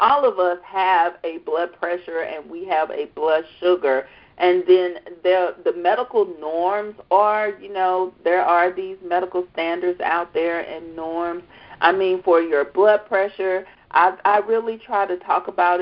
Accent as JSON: {"language": "English", "region": "the South", "country": "United States", "tie": "born or raised there", "said": "I'm from the South. I'm from the South"}